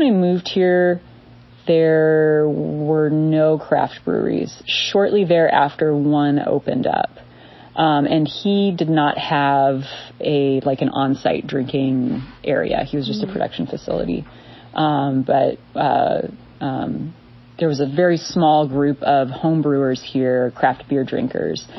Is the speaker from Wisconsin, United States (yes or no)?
no; Southern California, United States; also born or lived in New York; now in Ava, United States; I grew up in Southern California